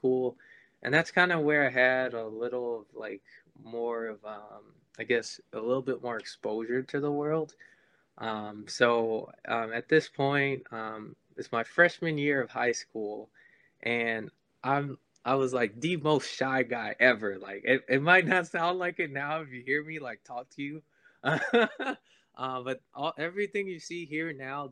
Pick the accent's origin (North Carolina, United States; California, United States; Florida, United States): Florida, United States; also born or lived in St. Croix, U.S. Virgin Islands; I'm originally from St. Croix. If you've never heard of it before, it's a small little island in the Caribbean, probably like 40 minutes south of Puerto Rico. I ended up moving to Florida. My parents moved me to Florida once I was 2 years old, and that's where I've lived pretty much my whole